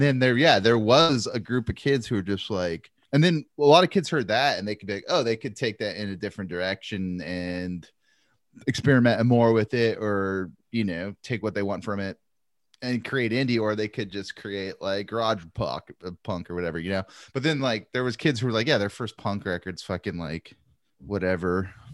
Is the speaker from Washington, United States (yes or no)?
no; Santa Maria, California, United States; growing up in Santa Maria, we called them … belts